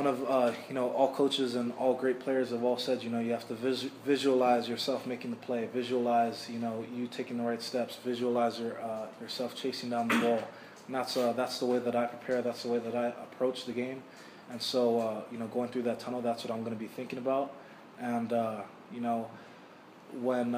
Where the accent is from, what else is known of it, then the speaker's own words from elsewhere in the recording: Hawaii, United States; moved away; I'm from Hawaii